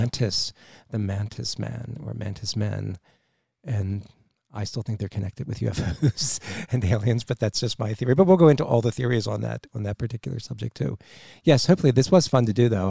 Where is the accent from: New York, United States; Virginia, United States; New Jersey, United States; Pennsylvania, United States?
New Jersey, United States; moved away; I'm from South Jersey originally